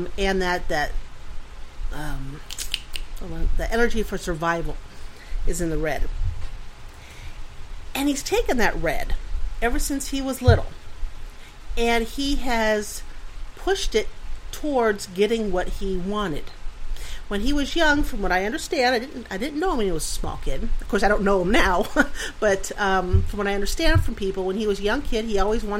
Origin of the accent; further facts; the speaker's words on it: Pennsylvania, United States; moved away; I'm from Pennsylvania, so Steelers